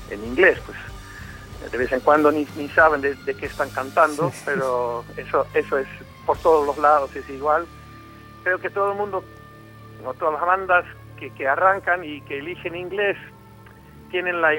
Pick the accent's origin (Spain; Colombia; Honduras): Colombia; born there; yo me, crié parcialmente en mi juventud en, eh, América Latina, nací en Colombia y siempre en mi casa había latinos o sea, el, castellano me salía, siempre me ha salido mucho mejor y mucho más fácil que el inglés